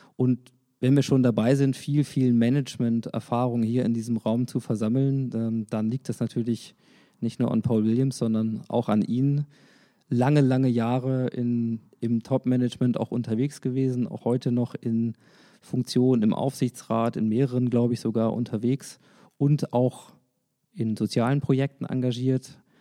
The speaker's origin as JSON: {"language": "German", "town": "Hanover", "region": "Lower Saxony", "country": "Germany", "said": "Als Hannoveraner"}